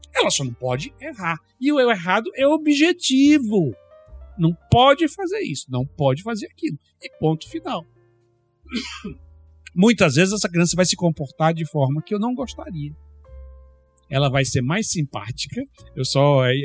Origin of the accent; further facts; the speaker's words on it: Brazil; moved away; na minha terra é carteira